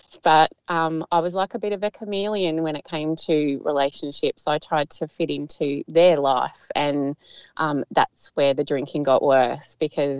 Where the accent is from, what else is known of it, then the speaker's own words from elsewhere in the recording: Melbourne, Victoria, Australia; now in Geelong, Australia; I grew up in Tullamarine near the airport, so near the Melbourne airport